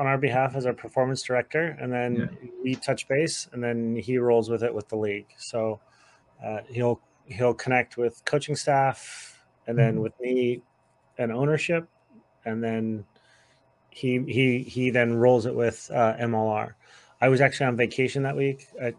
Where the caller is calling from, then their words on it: New Hampshire, United States; so I'm calling in from the White Mountains of New Hampshire into the draft